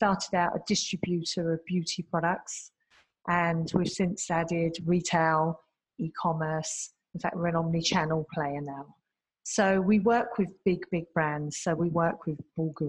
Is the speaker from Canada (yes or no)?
no; London, United Kingdom; moved away as an adult; now in Singapore; I come from the UK originally. I'm a Londoner.